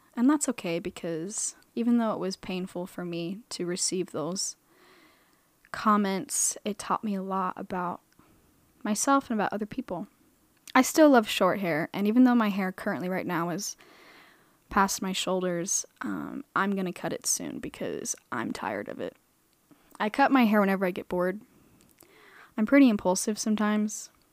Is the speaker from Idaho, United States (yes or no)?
yes; Boise, Idaho, United States; moved away as an adult; also born or lived in Arizona; now in Utah, United States; I was born in Arizona. I was raised in Boise, Idaho.